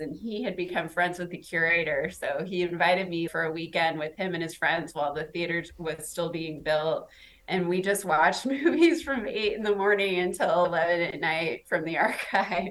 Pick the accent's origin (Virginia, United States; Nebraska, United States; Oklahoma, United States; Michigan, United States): Nebraska, United States; Omaha; moved away as an adult; also born or lived in New York; I'm from Omaha